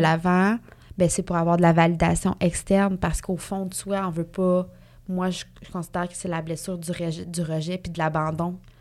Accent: Mauricie, Quebec, Canada; moved away as an adult; on vient de la, de la Mauricie toutes les deux

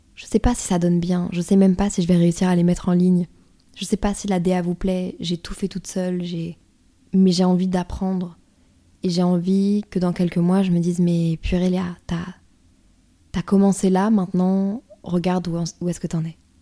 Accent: northern France, France; je viens du nord de la France.

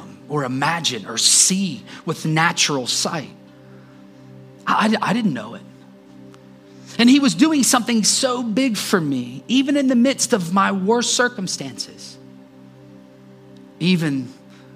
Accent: Columbus, Ohio, United States; moved away as an adult; also born or lived in Johnstown, Pennsylvania; I was from Columbus, right around Columbus, Ohio.

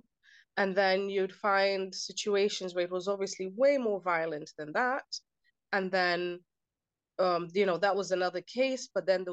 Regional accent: Kenya; I grew up in a culture that was, so I'm Kenyan, my background is Kenyan, and I grew up in a culture that almost normalized domestic violence.

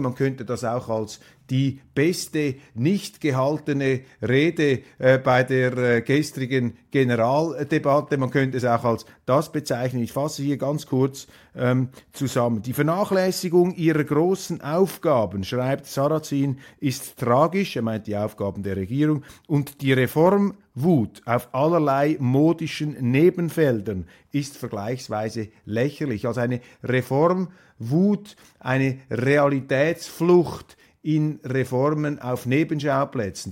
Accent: Switzerland; als Schweizer

